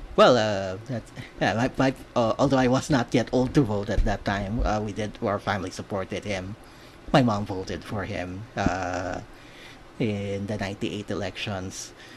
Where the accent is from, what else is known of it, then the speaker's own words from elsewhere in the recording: Manila, Metro Manila, Philippines; also born or lived in Cebu; I was born and raised in Manila.